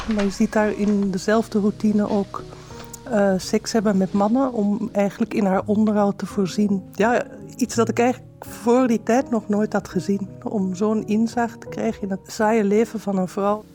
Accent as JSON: {"language": "Dutch", "town": "Amsterdam", "region": "North Holland", "country": "Netherlands", "tie": "born or raised there", "also_born_or_lived": "Brussels, Belgium", "moved": "as an adult", "lives_now": "Belgium", "said": "ik ben opgegroeid in Amsterdam"}